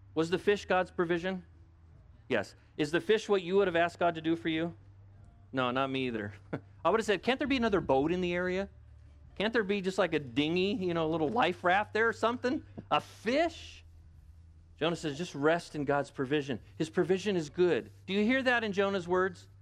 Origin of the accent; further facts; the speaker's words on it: United States; I'm an American.